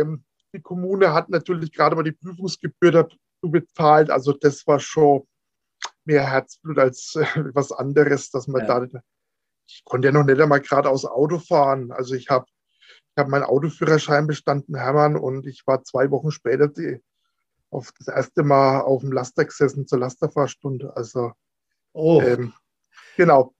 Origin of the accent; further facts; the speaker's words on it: Franconia, Bavaria, Germany; Bei uns in Franken